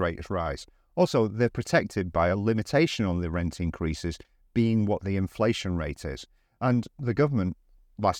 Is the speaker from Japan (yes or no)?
no; United Kingdom; moved away as an adult; now in Valencia, Spain; I walk down the street of my hometown